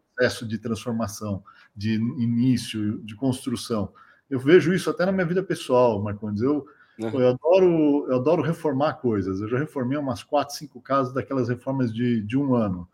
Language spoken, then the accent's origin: Portuguese; São Paulo, Brazil; also born or lived in Silicon Valley; vim de uma família de, de origem simples aqui da, da, zona sul de São Paulo